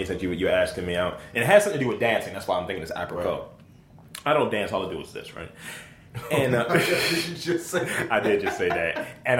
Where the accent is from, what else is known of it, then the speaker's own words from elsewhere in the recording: Baltimore, Maryland, United States; I'm from East Baltimore.